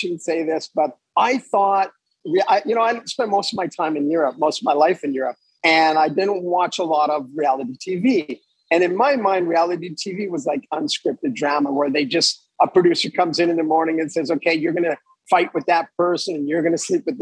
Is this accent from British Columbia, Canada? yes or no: no; Montreal, Quebec, Canada; moved away as an adult; also born or lived in Los Angeles / Fort Lauderdale; I grew up in Montreal, and I lived in an area of Montreal which was predominantly English-speaking